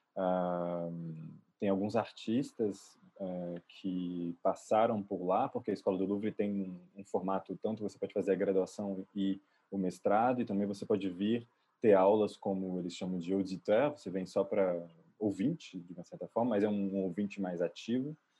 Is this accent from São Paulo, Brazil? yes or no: no; Juiz de Fora, Minas Gerais, Brazil; moved away as an adult; also born or lived in France; sou nascido em Juiz de Fora, Minas Gerais.